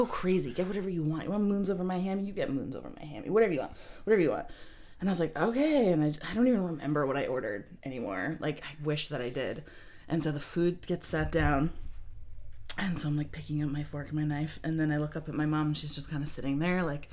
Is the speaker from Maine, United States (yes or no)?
yes; Belfast, Maine, United States; I grew up in Belfast and Rockland was like the big city comparatively